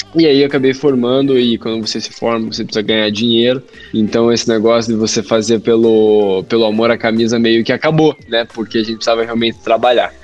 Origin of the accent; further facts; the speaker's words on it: Curitiba, Paraná, Brazil; eu sou aqui de Curitiba, do Paraná